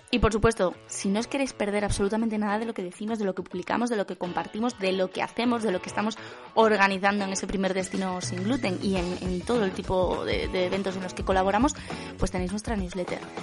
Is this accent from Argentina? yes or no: no; Asturias, Spain; como asturiana